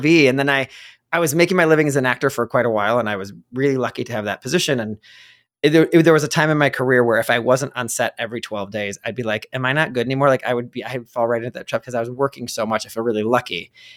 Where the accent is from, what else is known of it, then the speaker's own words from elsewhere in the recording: Ohio, United States; moved away; also born or lived in New York; I grew up in Ohio